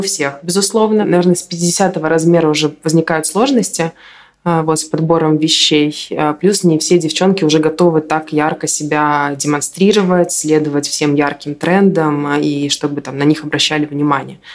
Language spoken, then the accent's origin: Russian; Minsk, Belarus; я из Минска